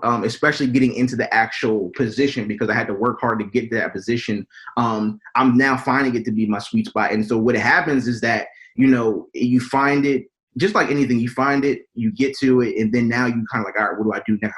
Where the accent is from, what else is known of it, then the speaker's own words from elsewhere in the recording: Wilmington, Delaware, United States; born and raised in Wilmington, Delaware